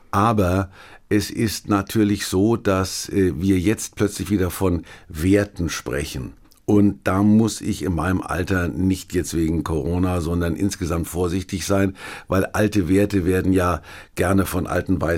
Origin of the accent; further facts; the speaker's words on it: Kulmbach, Bavaria, Germany; gab es in Kulmbach, wo ich herkomme, Pockenalarm.